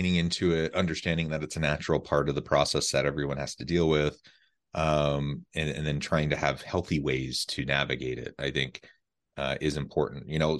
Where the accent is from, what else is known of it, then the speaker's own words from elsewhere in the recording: Missouri, United States; I'm from Missouri, not far from Omaha, really, just a few hours, and a wonderful part of the country.